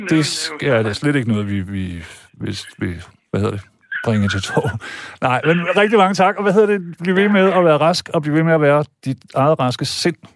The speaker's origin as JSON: {"language": "Danish", "region": "Jutland", "country": "Denmark", "lives_now": "Zealand, Denmark", "said": "jeg er jo jyde rigtigt, men så er jeg kommet herover og blevet affekteret og altså, taler sjællandsk"}